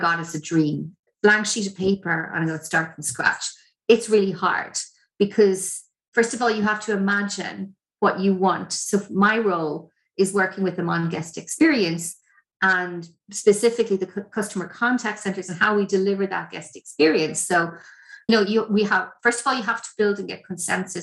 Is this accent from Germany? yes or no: no; Ireland; As Irish people